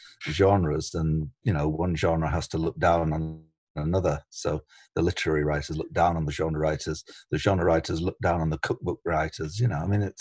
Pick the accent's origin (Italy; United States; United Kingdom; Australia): United Kingdom; England; moved away as an adult; now in Canada